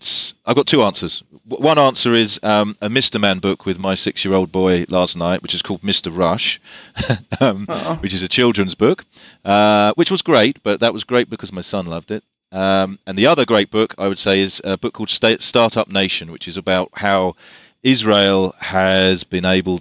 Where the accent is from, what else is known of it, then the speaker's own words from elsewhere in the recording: England, United Kingdom; I'm English